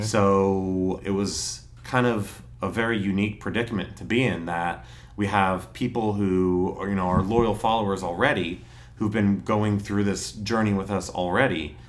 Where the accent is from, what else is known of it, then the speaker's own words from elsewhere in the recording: New Tripoli, Pennsylvania, United States; also born or lived in Emmaus; I grew up out in New Tripoli, went to Northwestern Lehigh